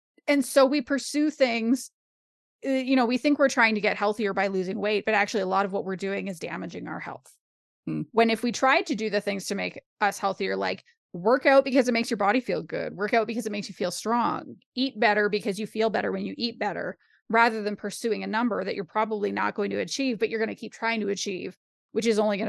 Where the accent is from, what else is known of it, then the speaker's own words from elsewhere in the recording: Canada; I'm a Canadian.